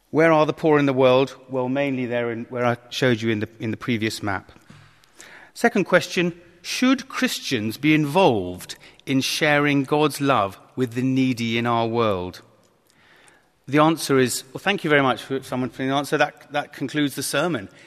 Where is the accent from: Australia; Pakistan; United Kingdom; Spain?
United Kingdom; Kent, South East England; I was brought up in Kent